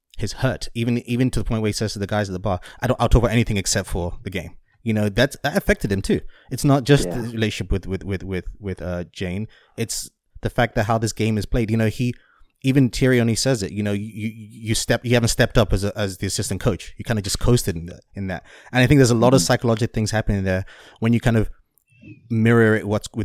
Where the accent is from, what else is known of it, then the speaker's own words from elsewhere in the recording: England, United Kingdom; as someone who grew up in England and been around a lot of Irish people